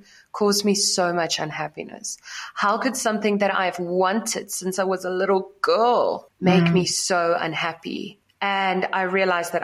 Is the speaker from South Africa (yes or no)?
yes; South Africa; I grew up in South Africa in a small city